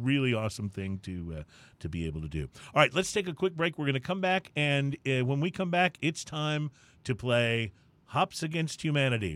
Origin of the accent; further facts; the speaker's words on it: San Antonio, Texas, United States; I grew up near San Antonio